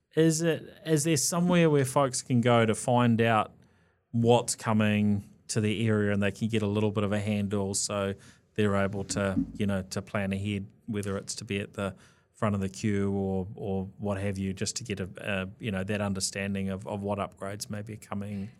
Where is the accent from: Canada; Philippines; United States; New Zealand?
New Zealand; being a Kiwi